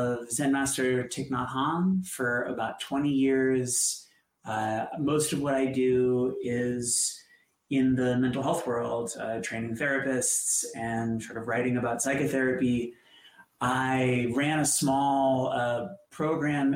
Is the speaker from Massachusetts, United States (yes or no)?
yes; Boston, Massachusetts, United States; I grew up in Boston